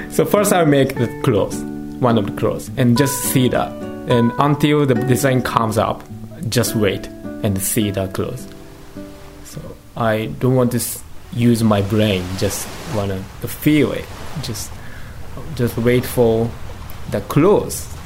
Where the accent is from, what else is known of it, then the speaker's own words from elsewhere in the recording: Gunma, Japan; I was born in Gunma